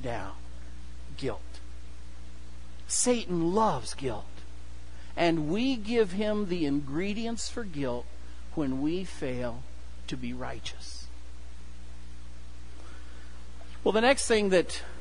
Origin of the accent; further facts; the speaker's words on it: Kewanee, Illinois, United States; moved away; the farm where I grew up, and we had hogs. My hometown, Kewaunee, is actually the hog capital of the world.